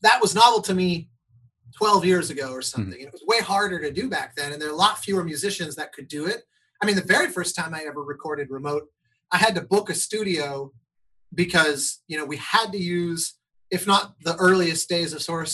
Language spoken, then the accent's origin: English; Colorado, United States; the Colorado Symphony years ago. My hometown orchestra